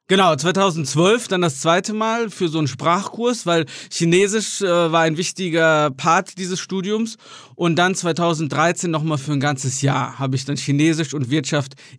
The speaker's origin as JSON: {"language": "German", "town": "Marienheide", "region": "North Rhine-Westphalia", "country": "Germany", "tie": "born or raised there", "also_born_or_lived": "Gummersbach", "moved": "as an adult", "lives_now": "China", "said": "ich bin in Gummersbach geboren und in Marienheide, das ist ein ganz kleines Dorf nebenan, aufgewachsen"}